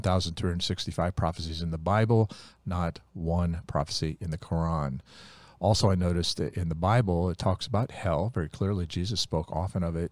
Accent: Ohio, United States; When we were kids growing up in Ohio

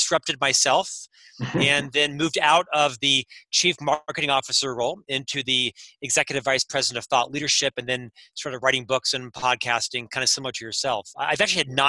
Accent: Florida, United States; also born or lived in London / Chicago; now in Salt Lake City, United States; I'm from Florida originally, but I've been all over the world with the company, lived in London for a while, Chicago for 6 years

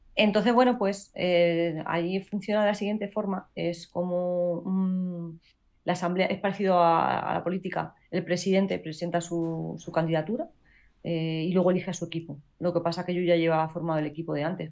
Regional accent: Castilla-La Mancha, Spain; la primera castilla-la manchega, que eso también es un orgullo para mi tierra

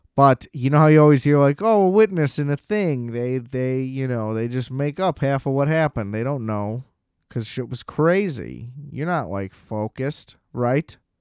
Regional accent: United States; I'm an American

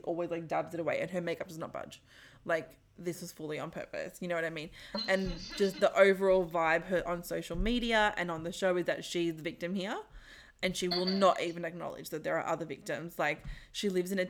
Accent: Sydney, New South Wales, Australia; the neighborhood that I grew up in Concord, in Sydney

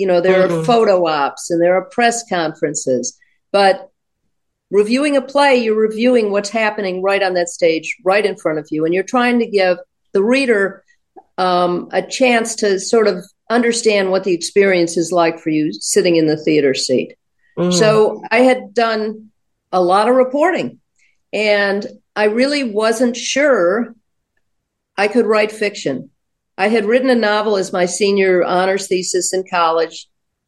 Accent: Baltimore, Maryland, United States; I'm from Baltimore

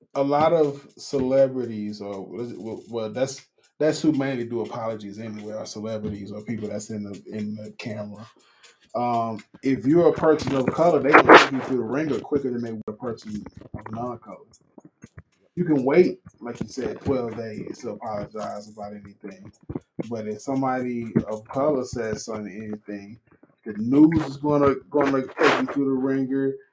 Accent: Mississippi, United States; now in Las Vegas, United States; being raised in the South

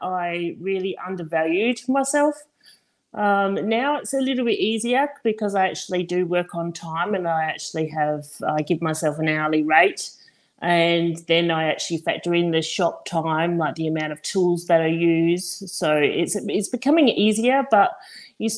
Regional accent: Ireland; now in Dongara, Australia; I'm Irish

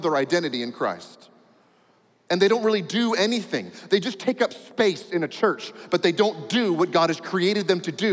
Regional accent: United States; I'm an American

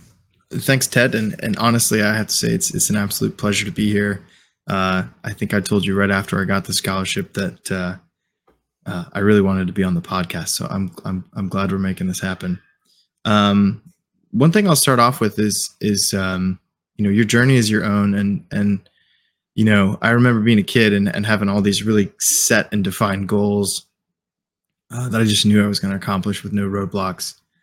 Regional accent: Indianapolis, Indiana, United States; So, I grew up in the Midwest. I'm from Indianapolis, Indiana. Grew up in a non-military family

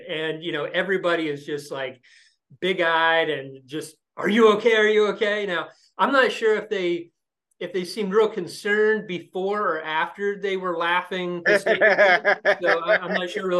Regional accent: Lima, Ohio, United States; moved away as an adult; also born or lived in Columbus, Ohio; now in Indianapolis, United States; I grew up in Lima, Ohio, a small town in northwestern Ohio, graduated high school there

